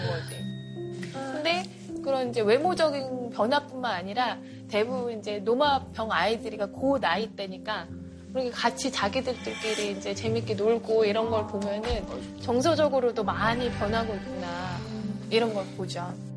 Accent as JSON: {"language": "Korean", "country": "South Korea", "said": "제가 한국 사람이니까"}